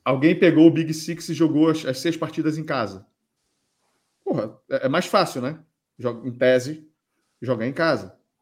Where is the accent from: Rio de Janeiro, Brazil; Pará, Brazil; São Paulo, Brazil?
Pará, Brazil; Belém; moved away as an adult; now in Portugal; sou de Belém também